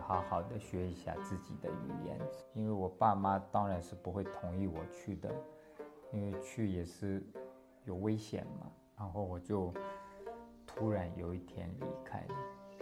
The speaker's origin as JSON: {"language": "Chinese", "area": "Têwo County, Tibet", "region": "Gansu", "country": "China", "tie": "born or raised there", "also_born_or_lived": "India", "first_language": "Tibetan", "second_language": "Chinese", "moved": "as an adult", "lives_now": "Hualien, Taiwan", "said": "我的家乡在西藏的甘南别部"}